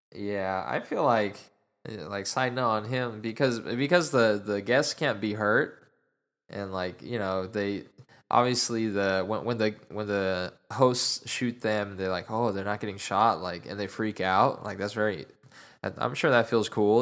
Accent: Utah, United States; now in Dallas, United States; I am originally from Utah, and my dad's side of the family is still all out there

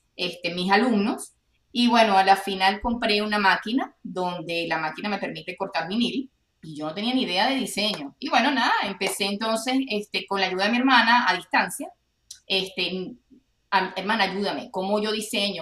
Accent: Venezuela; now in Texas, United States; como venezolanos tenemos familia regada en el mundo

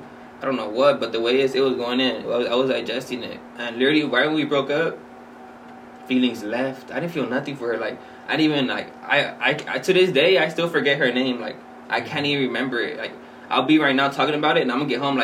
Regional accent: Los Angeles, California, United States; I'm from Wilmington, but I kind of grew up all parts of Wilmington. I grew up by Banning Boulevard

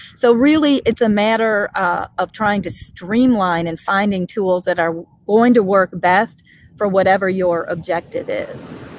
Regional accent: Chicago, Illinois, United States; moved away as an adult; now in St. Louis, United States; I'm a Chicago native. I've lived in the St. Louis area for 30 plus years, but you know, like most Chicagoans, I'm still a Chicagoan.

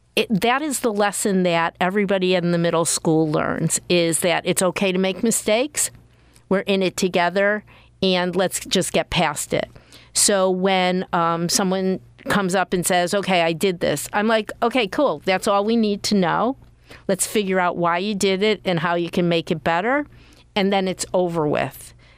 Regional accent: Connecticut, United States; moved away; I grew up in Connecticut.

